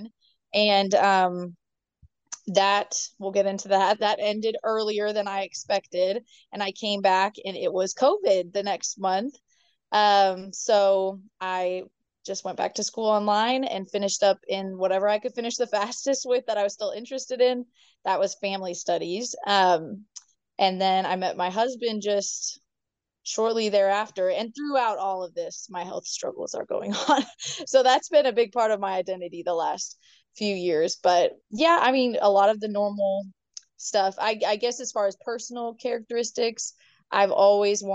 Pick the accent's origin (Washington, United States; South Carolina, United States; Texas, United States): Washington, United States; Northwest; moved away; also born or lived in Provo, Utah; We grew up in Washington State, Northwest Washington